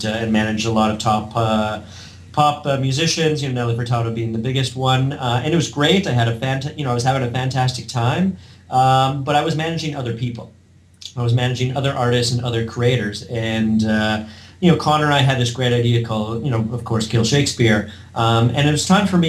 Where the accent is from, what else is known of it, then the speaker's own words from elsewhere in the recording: Porcupine, Ontario, Canada; Porcupine, Ontario, my hometown